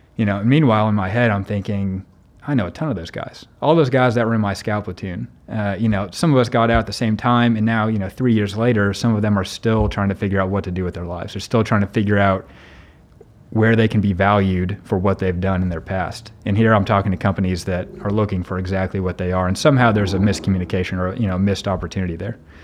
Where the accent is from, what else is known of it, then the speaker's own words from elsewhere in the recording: near Evansville, Southern Indiana, United States; now in Indianapolis, United States; I'm originally from Southern Indiana, down by Evansville.